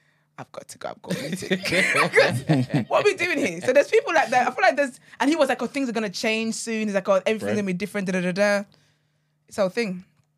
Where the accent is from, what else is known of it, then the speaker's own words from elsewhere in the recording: Trinidad & Tobago; I'm from Trinidad.